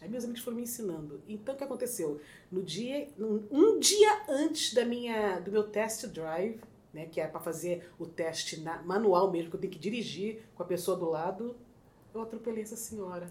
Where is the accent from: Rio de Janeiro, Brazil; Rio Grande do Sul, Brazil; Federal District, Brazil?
Rio de Janeiro, Brazil; accent: carioca; moved away as an adult; also born or lived in São Paulo; now in New York, United States; sou do Rio de Janeiro, bem do subúrbio do Rio de Janeiro, bastante conhecido como Zona Norte